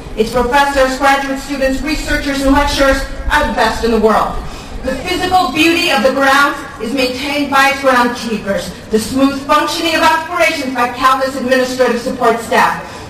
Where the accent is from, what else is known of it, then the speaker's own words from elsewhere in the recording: East Coast, United States; moved away as an adult; also born or lived in Taiwan; now in California, United States; I grew up on the East Coast, but I knew I always wanted to come to California because I thought there would be a better life here. My parents were immigrants to the U.S., and I was born in Taiwan.